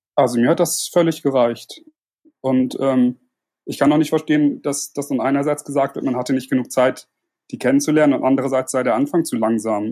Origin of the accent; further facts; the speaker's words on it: Germany; komme aus der Nähe von Bremen.